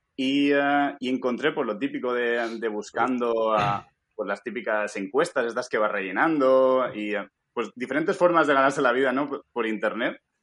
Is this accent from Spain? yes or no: yes; Alicante, Valencian Community, Spain; moved away as an adult; now in United States; yo pues soy de Alicante